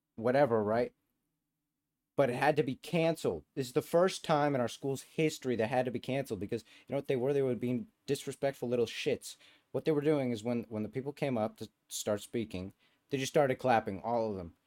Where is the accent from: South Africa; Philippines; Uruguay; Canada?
Canada; where I'm from Canadian McDonald's